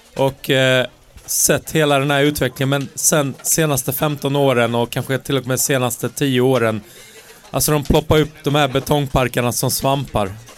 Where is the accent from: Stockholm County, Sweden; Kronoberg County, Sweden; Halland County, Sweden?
Halland County, Sweden; accent: Halland dialect; min riktiga halländska dialekt